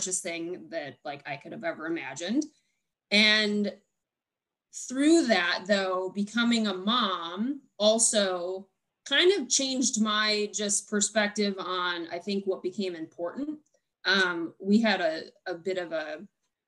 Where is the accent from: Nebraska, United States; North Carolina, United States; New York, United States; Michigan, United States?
New York, United States; Buffalo; moved away; I am from Buffalo